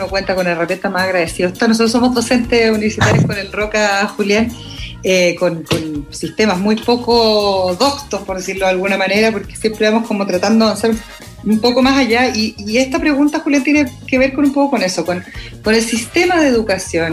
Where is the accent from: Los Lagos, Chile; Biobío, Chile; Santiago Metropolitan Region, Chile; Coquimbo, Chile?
Los Lagos, Chile; Osorno; moved away; yo que soy nacida y criada en Osorno